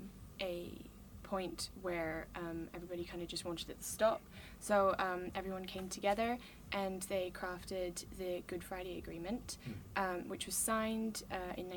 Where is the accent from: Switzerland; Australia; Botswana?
Switzerland; I'm a writer at Roar, and my mum's from Northern Ireland, but I'm from Switzerland.